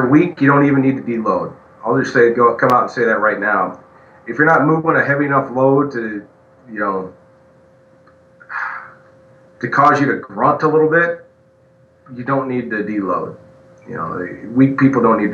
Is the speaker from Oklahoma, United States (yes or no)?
yes; backwoods Oklahoma, United States; I'm a redneck from Backwoods, Oklahoma